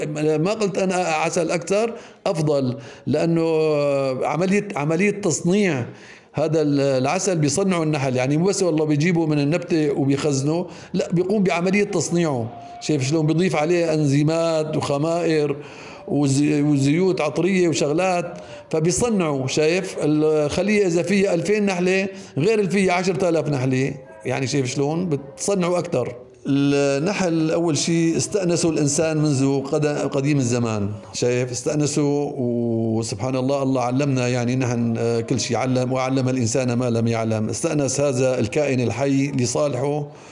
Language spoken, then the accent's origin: Arabic; Deir Sita, Idlib Governorate, Syria; moved away; also born or lived in Aleppo; نحن يوم كنا صغار ضيعتنا ما كان فيها مدرسه فكنا نضطر ننزل على مدارس اخرى مثل مدرسه حربنوش مثل كفر عروق درسنا الاعداديه بمدرسه كله ثم الثانويه بمعره مصرين